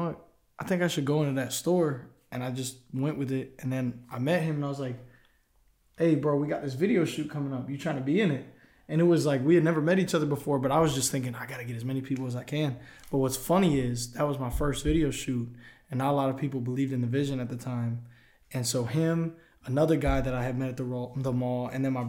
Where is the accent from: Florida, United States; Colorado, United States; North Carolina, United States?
Florida, United States; Tampa; now in Nashville, United States; I'm originally from Tampa, Florida.